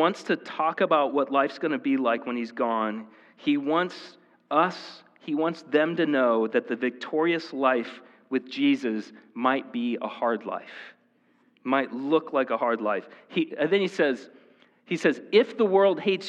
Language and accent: English; Marshalltown, Iowa, United States; also born or lived in State Center, Iowa; I was born in the Marshalltown Hospital